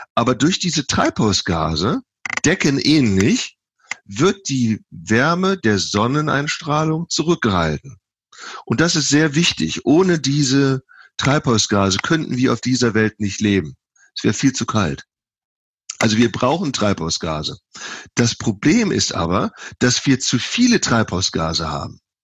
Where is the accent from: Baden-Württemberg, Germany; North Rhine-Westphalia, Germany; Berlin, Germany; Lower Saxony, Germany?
North Rhine-Westphalia, Germany; Viersen; moved away as an adult; also born or lived in Texas / California; now in Davis, United States; ursprünglich komme ich aus Viersen im Niederrhein, ähm, habe da 27 Jahre gelebt